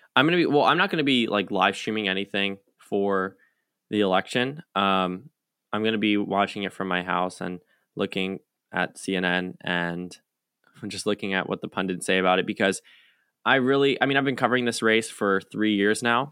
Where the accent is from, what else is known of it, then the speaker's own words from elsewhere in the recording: United States; as an American